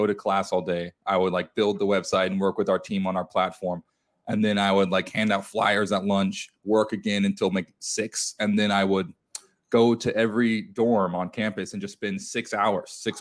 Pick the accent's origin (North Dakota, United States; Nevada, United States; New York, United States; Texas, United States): Texas, United States; South; Growing up in South Texas